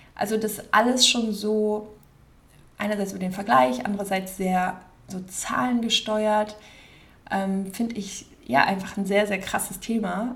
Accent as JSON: {"language": "German", "town": "Wiehl", "region": "North Rhine-Westphalia", "country": "Germany", "tie": "born or raised there", "also_born_or_lived": "Cologne / Cape Town", "moved": "as an adult", "lives_now": "Los Angeles, United States", "said": "bin ich Kölnerin, also ich bin halt quasi so in der Nähe von Köln geboren und bin äh, in der Nähe von Köln, also in Wiel, aufgewachsen"}